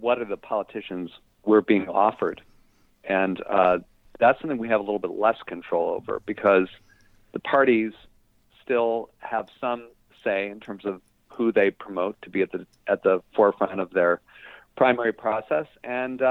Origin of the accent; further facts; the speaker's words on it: Cleveland, Ohio, United States; I grew up in Cleveland, Ohio